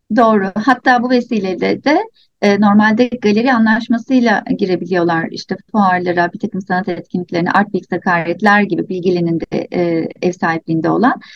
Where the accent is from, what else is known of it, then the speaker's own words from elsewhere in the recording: İzmir, Turkey; ben İzmir'de büyüdüm.